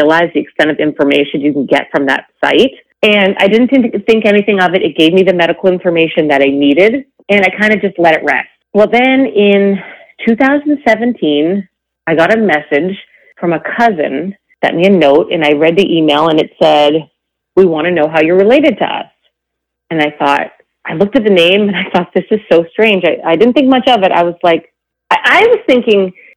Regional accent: New England, United States; also born or lived in Canada; I am from New England, but I was born in Canada

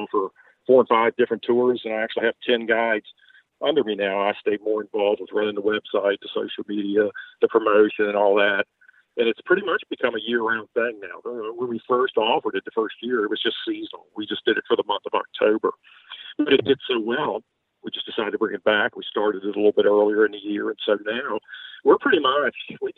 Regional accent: Baltimore, Maryland, United States; accent: Southern; moved away as an adult; now in Virginia, United States; No, originally I'm from Baltimore, Maryland, but you could not tell it by the way I speak. I've lived in Virginia now about 50 years and really have the Southern accent now.

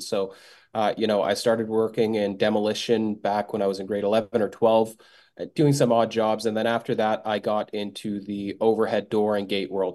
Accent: Bosnia & Herzegovina; moved away; I am from Bosnia originally

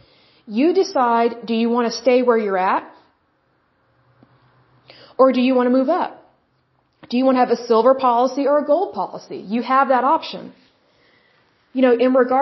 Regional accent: Oklahoma, United States; because I'm from Oklahoma, that's typically how we talk.

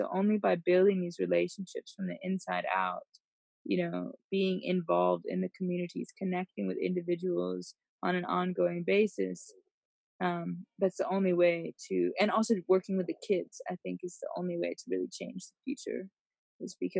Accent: United States; moved away as an adult; now in Africa; coming in as an American

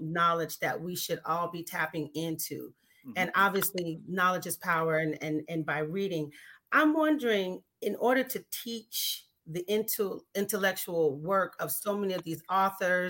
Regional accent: California, United States; now in Durham, United States; I am actually from California. I moved to Durham in 2011

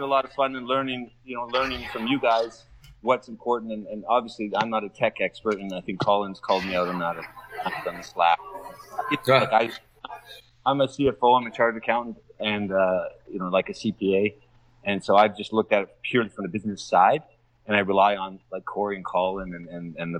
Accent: Calgary, Alberta, Canada; now in Doha, Qatar; I'm in Doha, Qatar, a little ways from my hometown of Calgary in Canada

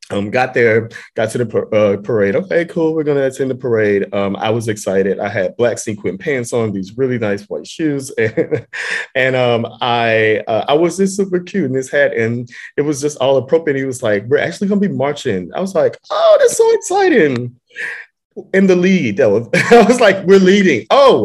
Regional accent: Houston, Texas, United States; moved away as an adult; also born or lived in Atlanta, Georgia / Dallas, Texas; now in New York, United States; I'm from Houston, Texas, born and raised. And I lived in Atlanta. I've also lived in Dallas

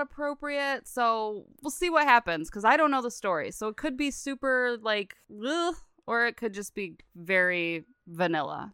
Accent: West Branch, Michigan, United States; I grew up in West Branch. I was much farther from Troy, Michigan

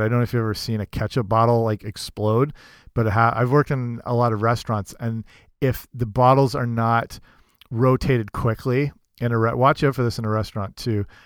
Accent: England, United Kingdom; moved away; I grew up in England

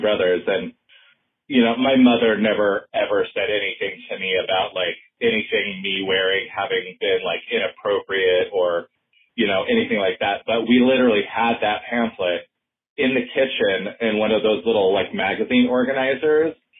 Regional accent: Orem, Utah, United States; now in Mount Shasta, United States; I grew up in Orem

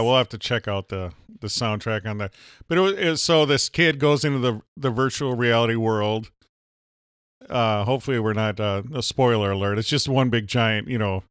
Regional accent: Minnesota, United States; I'm from Minnesota.

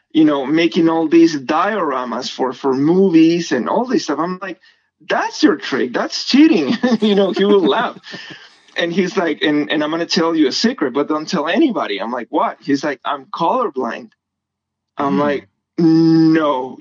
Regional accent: Guatemala; moved away as an adult; now in United States; I'm from Guatemala

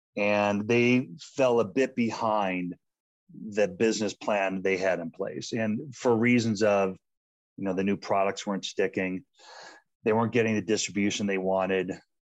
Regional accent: Boulder, Colorado, United States; And doing it in my hometown was special of Boulder, Colorado.

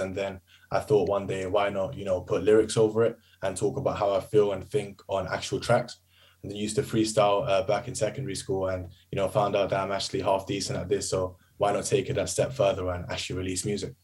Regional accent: United Kingdom; I'm British Asian

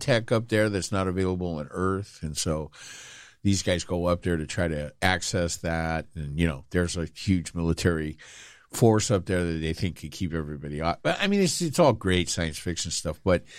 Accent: United Kingdom; I'm British.

